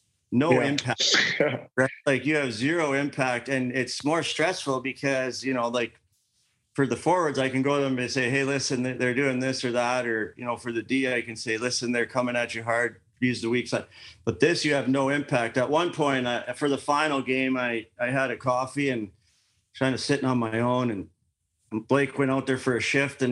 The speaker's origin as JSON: {"language": "English", "country": "Canada", "said": "I'm Canadian"}